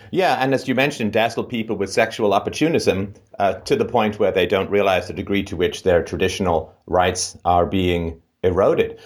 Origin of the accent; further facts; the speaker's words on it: England, United Kingdom; moved away; growing up in England